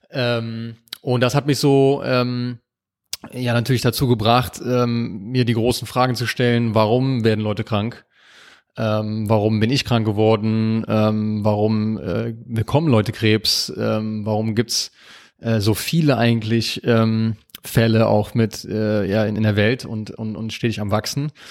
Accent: Aachen, North Rhine-Westphalia, Germany; Aus Aachen.

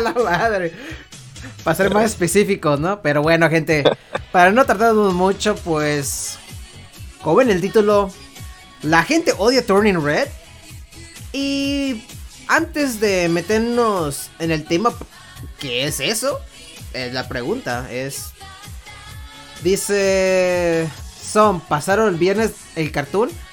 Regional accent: Mexico; nosotros somos mexicanos

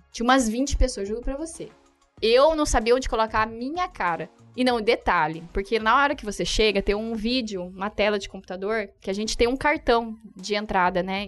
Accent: Brazil; eu sou brasileira

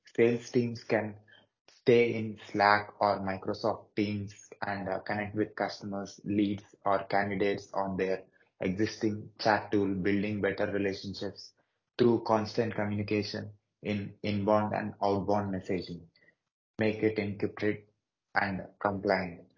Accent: Hyderabad, Telangana, India; I'm from South India, Hyderabad

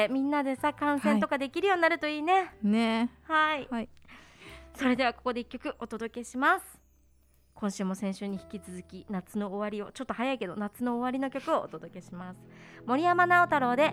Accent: Miyazaki, Japan

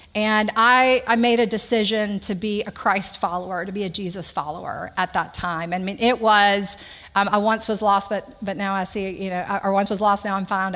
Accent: Conroe, Texas, United States; now in Mechanicsville, United States; I grew up in Conroe, Texas, uh, 38 miles north of Houston, mom, dad, and an older brother

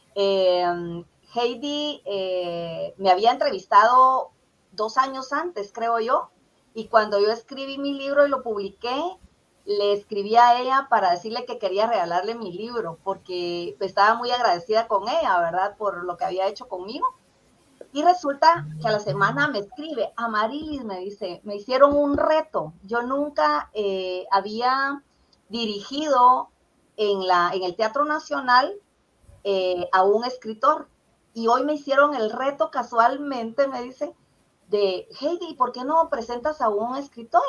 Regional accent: Puerto San José, Escuintla, Guatemala; also born or lived in Zacapa, Guatemala; yo viví ahí 15 años porque mi papá fue maestro y ahí le salió su, trabajo, ¿verdad? Su plaza. Entonces, eh, yo me siento como parte del puerto San José también, aunque nací en Zacapa

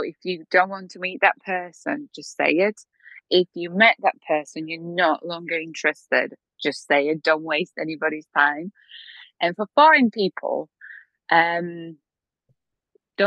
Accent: Poland; moved away as an adult; also born or lived in Slovakia; I'm from Poland, and I was living in Slovakia for 4 years

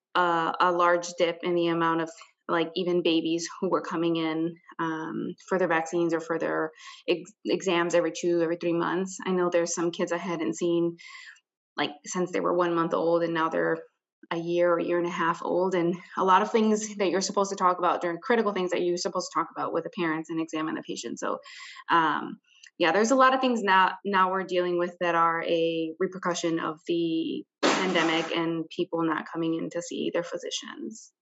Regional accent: Hammond, Indiana, United States; I am originally from Hammond, Indiana, which is where I currently live

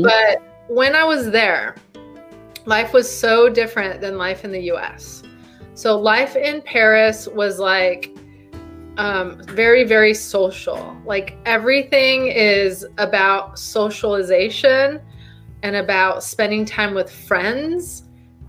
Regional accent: Mexico; now in United States; I'm Mexican, right? I was born in Mexico and I immigrated to the US.

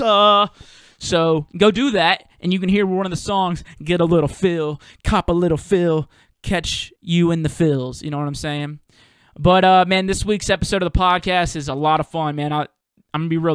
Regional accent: Mississippi, United States; moved away as an adult; now in New Orleans, United States; I'm originally from Mississippi, but I live in New Orleans now

